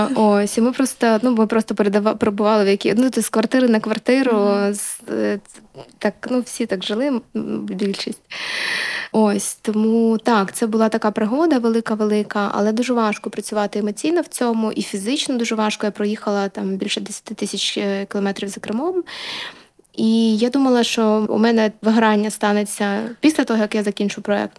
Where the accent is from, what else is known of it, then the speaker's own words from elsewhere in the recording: Luhansk, Luhansk Oblast, Ukraine; now in Kyiv, Ukraine; Я з Луганська